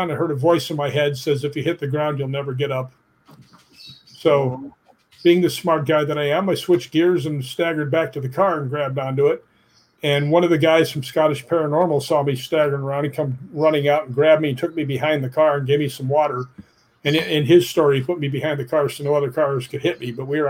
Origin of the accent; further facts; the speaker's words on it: Chicago, Illinois, United States; I grew up in Chicago. I was like, yeah, this feels great. I'm so used to California.